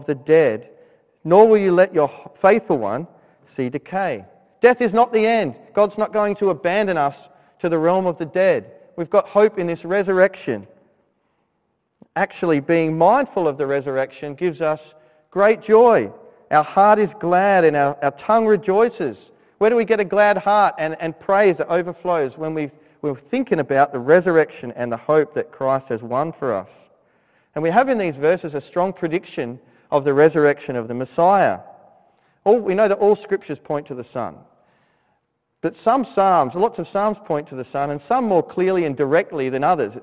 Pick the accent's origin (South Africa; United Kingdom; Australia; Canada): Australia; moved away as an adult; when I was living in Australia